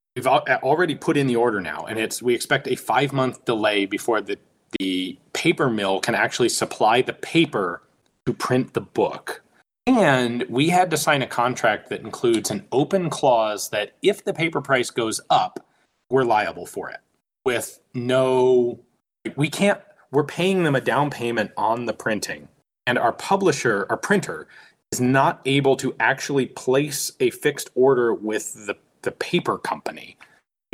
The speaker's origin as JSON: {"language": "English", "country": "United States", "said": "I'm an American."}